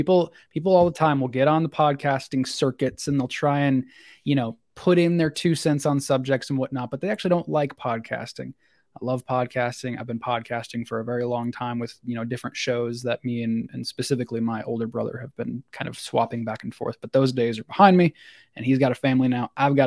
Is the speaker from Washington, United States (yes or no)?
no; Tennessee, United States; I'm 25 years old. I hail from Tennessee, kind of upper Tennessee. I wasn't born there.